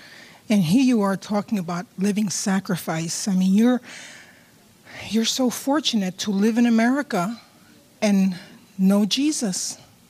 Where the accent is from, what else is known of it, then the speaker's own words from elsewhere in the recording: New York City, New York, United States; now in California, United States; When I came from New York City to California, we joined Hope Chapel.